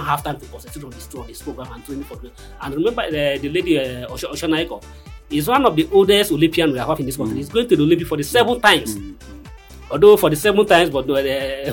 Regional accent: Nigeria; as a Nigerian

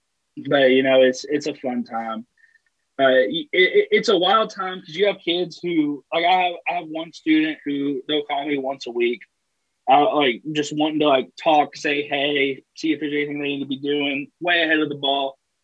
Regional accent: Ashland, Kentucky, United States; also born or lived in New Orleans; I was born and raised in Ashland, Kentucky.

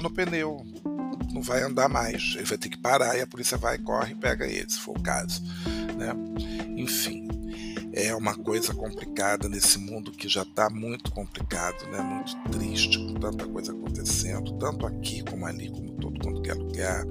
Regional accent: Brazil; moved away; also born or lived in Paris, France; como brasileiro

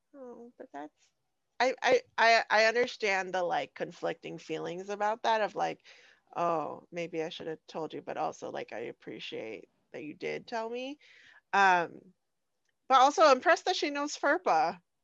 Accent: Phoenix, Arizona, United States; I'm from South Phoenix.

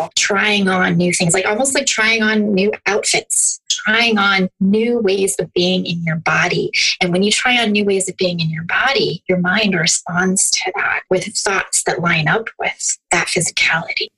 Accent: Youngstown, Ohio, United States; I'm from the um, Youngstown Warren area

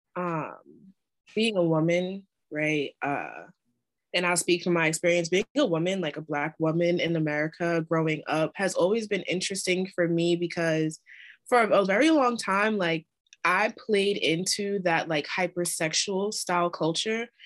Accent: New York, United States; I'm from New York

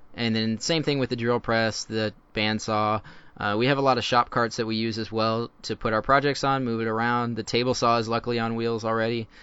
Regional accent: Houston, Texas, United States; I grew up in, uh, suburbia of Houston and, uh, out of Cyprus.

